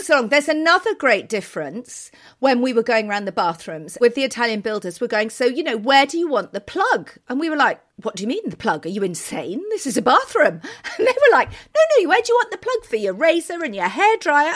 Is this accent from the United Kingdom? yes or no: yes; United Kingdom; now in Turin, Italy